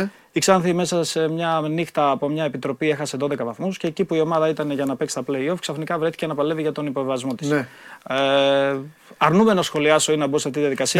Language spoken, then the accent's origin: Greek; Chalkida, Central Greece, Greece; η Χαλκίδα θα είναι πάντα στην καρδιά μου, είναι στην καρδιά μου και θα είναι γιατί είναι η πόλη μου. είναι το σπίτι μου